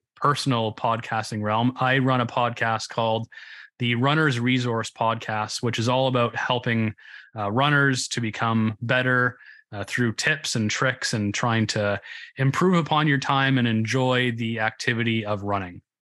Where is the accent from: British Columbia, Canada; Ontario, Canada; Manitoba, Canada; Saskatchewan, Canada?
Ontario, Canada; Grimsby; accent: Canadian; I am from Southern Ontario in Canada. You can probably tell by the Canadian accent, A Uh, in a little town called Grimsby